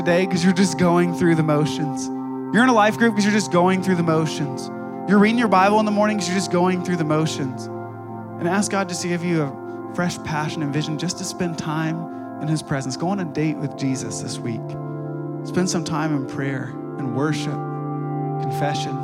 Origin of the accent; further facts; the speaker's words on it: Ohio, United States; moved away; I grew up in Ohio